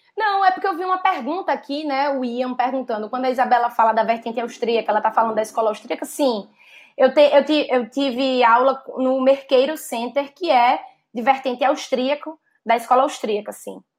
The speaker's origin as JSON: {"language": "Portuguese", "region": "Northeast Region", "country": "Brazil", "tie": "born or raised there", "also_born_or_lived": "Southeast Brazil", "accent": "Northeastern", "moved": "yes", "lives_now": "Southeast, Brazil", "said": "eu sou uma mulher é, nordestina, nascida e criada no Nordeste, e que saiu do Nordeste e hoje vive no Sudeste"}